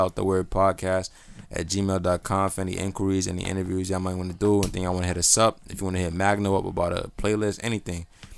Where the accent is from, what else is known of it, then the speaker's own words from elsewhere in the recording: New York, United States; I'm from New York, nigga.